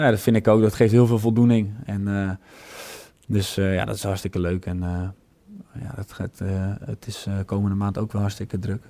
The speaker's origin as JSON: {"language": "Dutch", "country": "Netherlands"}